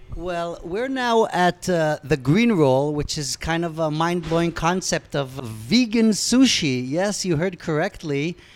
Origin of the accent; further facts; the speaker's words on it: United States; accent: American; also born or lived in Israel; now in Tel Aviv, Israel; as an American